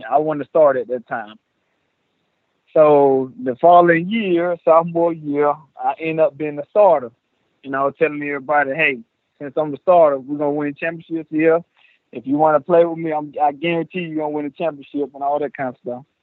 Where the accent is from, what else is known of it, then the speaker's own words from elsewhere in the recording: Lakeland, Florida, United States; Uh, well, first of all, it didn't start good for me because my mom was in prison she had me in prison.